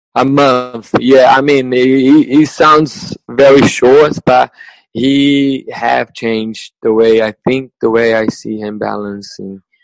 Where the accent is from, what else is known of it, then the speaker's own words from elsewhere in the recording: Brazil; English is a second language; moved away as an adult; also born or lived in England / Spain / New Zealand; I'm from Brazil, uh, yeah. from a very small city in the countryside in the middle of Brazil.